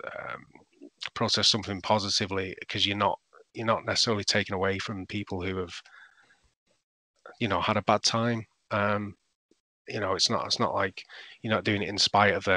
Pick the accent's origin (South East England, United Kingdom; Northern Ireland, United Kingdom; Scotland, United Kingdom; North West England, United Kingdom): North West England, United Kingdom; Salford; also born or lived in Manchester; I grew up in Salford, but it was always Manchester